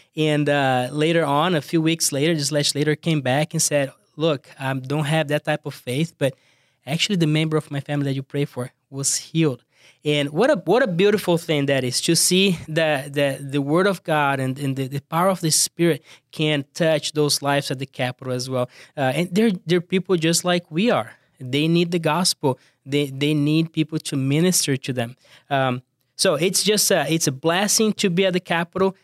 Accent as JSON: {"language": "English", "country": "Brazil", "accent": "thick accent", "second_language": "English", "moved": "yes", "said": "I'm from Brazil, as you, uh, can tell, I have a, a thick accent"}